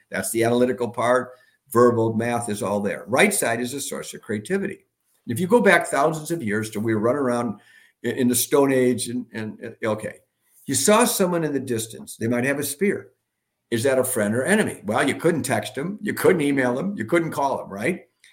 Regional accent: Milwaukee, Wisconsin, United States; I'm from Milwaukee, the home of Harley Davidson

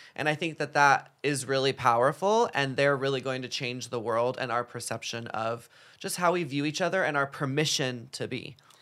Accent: Dallas, Texas, United States; moved away; growing up in Dallas, Texas

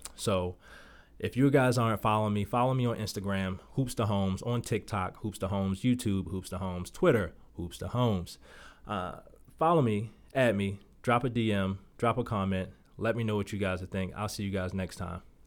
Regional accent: Baltimore, Maryland, United States; moved away as an adult; now in Las Vegas, United States; Growing up in Baltimore, one of the toughest cities that I believe that you can grow up

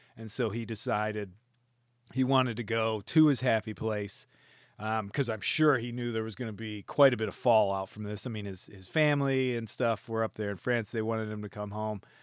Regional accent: United States; I could just go back to my home country

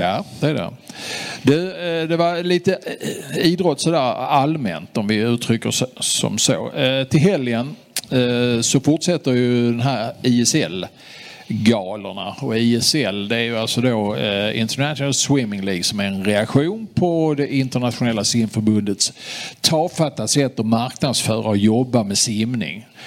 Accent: Sweden; Vi som är svenskar

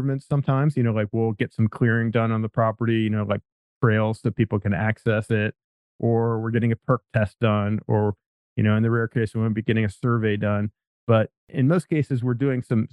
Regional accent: Pennsylvania, United States; moved away as an adult; now in San Diego, United States; I'm from Pennsylvania originally

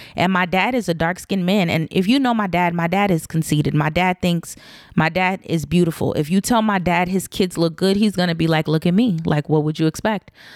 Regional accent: United States; my parents were African, they weren't necessarily intentional and I don't think they knew the nuances that growing up in Black America can sometimes create amongst kids

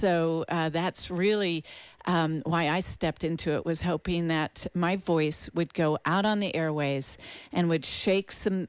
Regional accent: East Coast, United States; And I grew up on the East Coast for the most part, and so was surrounded by the historical battle sites of Gettysburg and Yorktown and the places, all the monuments.

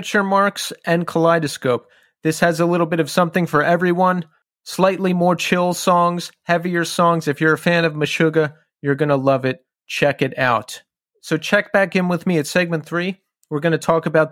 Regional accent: Bristol Township, Pennsylvania, United States; When people are from Bristol, it's like township or borough. I was township

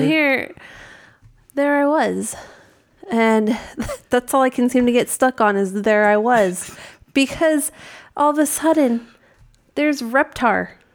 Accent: New England, United States; I grew up in New England, which is, you know, Massachusetts, Connecticut

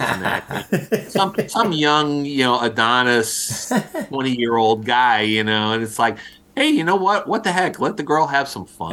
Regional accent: outside of Philadelphia, Pennsylvania, United States; I grew up outside of Philadelphia

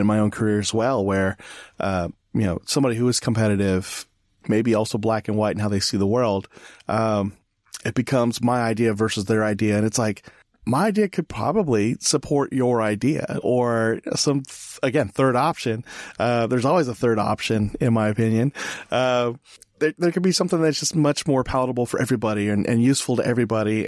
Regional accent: California, United States; moved away; I'm from California, originally

